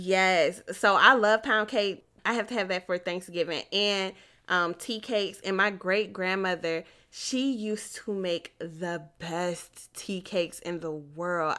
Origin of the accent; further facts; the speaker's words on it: Michigan, United States; I grew up in Michigan